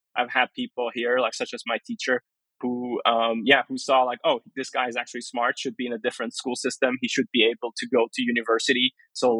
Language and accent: English; Germany; also born or lived in Baghdad, Iraq / Iran; I was born in Iraq, in Baghdad. And when I was very young, my parents moved to Iran. That's when I went to school and I learned to read and write Farsi. And I stayed there up until like 10 years old. And that's when we moved to Germany